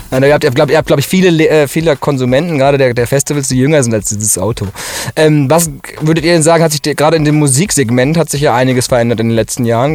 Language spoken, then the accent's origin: German; Ruhr area, North Rhine-Westphalia, Germany; now in Cologne, Germany; ich komme ja aus dem Ruhrgebiet eigentlich und jetzt in Köln